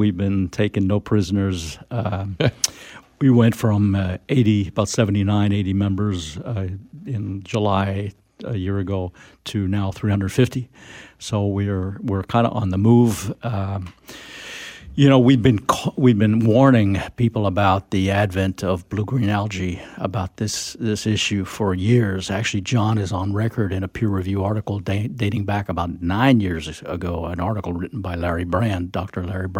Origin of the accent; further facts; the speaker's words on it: France; born there; well, I was born in France, two American parents, so I was kind of an expat kid.